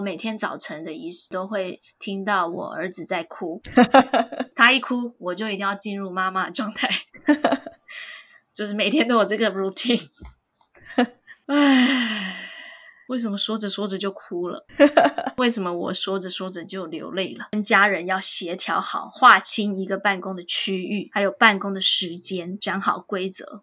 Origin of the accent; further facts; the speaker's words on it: Taiwan; moved away; 我是台湾人